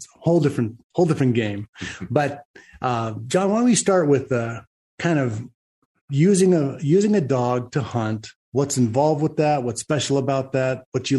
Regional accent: Texas, United States; Hey, man, I'm a Texan.

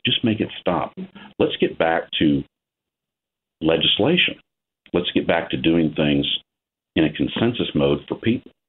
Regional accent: Ohio, United States; I'm a farmer from Ohio

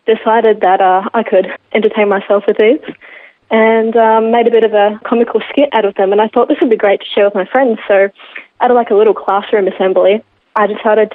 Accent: Geelong, Victoria, Australia; Born and raised in Geelong.

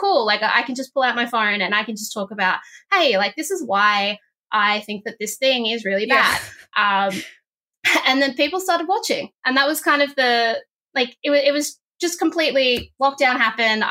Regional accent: Northern Territory, Australia; now in Victoria, Australia; I was from the Northern Territory

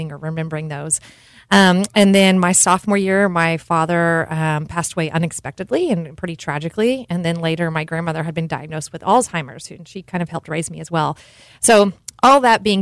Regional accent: Cool, Texas, United States; moved away as an adult; also born or lived in Houston, Texas / Georgetown; now in Austin, United States; I was actually born in Houston, but once my parents divorced, I grew up in a little town called Cool, Texas

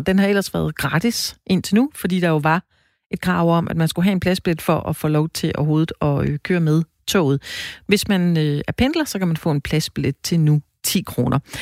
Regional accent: Denmark; er vi danskere

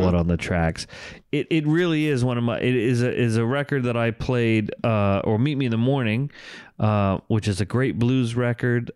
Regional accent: United States; growing up in the New York metropolitan area

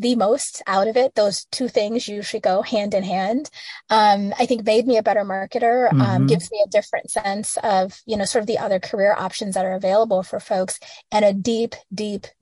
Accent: Midwest, United States; I'm a girl from the Midwest

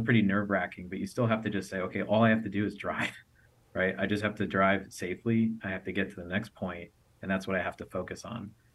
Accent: United States; I came from the United States

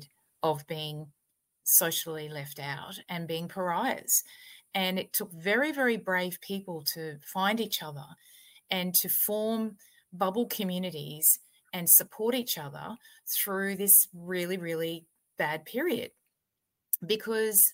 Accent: Australia; This is Australia. This is my country

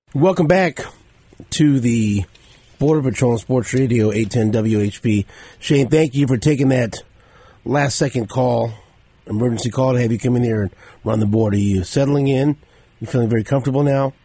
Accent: Kansas City, Missouri, United States; I grew up in Northeast

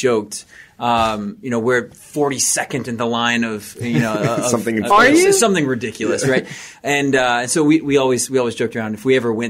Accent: Kentucky, United States; also born or lived in Savannah, Georgia; I'm from Kentucky, then moved down to Savannah, Georgia. Good old boy. I just felt at home.

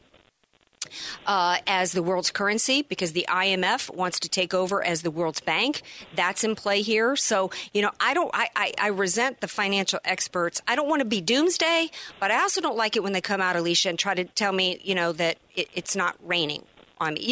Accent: New Orleans, Louisiana, United States; now in San Diego, United States; we were talking about my hometown. We were talking about NOLA and Katrina.

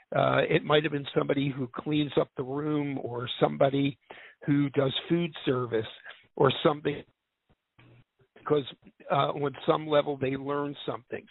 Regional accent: Philadelphia, Pennsylvania, United States; I grew up in Philadelphia

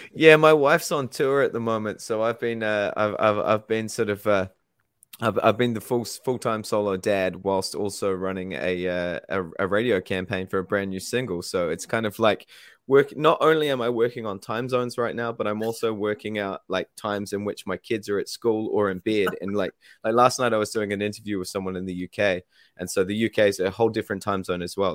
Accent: New Zealand

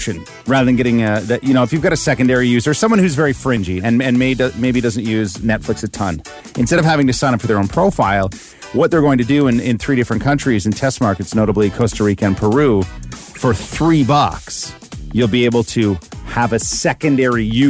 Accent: Ontario, Canada; growing up in Ripley and Chatham and good old Terre, Ontario, it's good. It was good for us.

